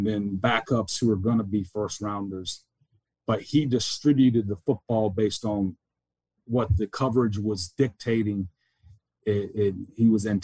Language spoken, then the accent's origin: English; the South, United States; moved away; growing up in the South, we're probably naturally humble